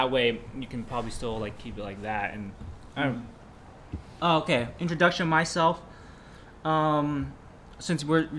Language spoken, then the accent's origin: English; Milpitas, California, United States; Actually, I was born in the Bay Area. I was born close to Milpitas, but I grew up in Milpitas.